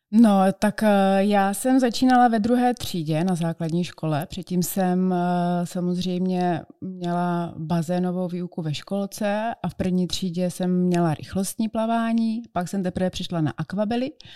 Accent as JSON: {"language": "Czech", "town": "Brno", "region": "South Moravian Region", "country": "Czechia", "said": "já jsem z Brna"}